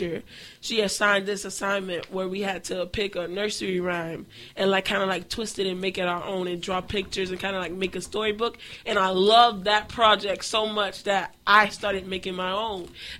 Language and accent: English; Miami, Florida, United States; I'm coming from Liberty City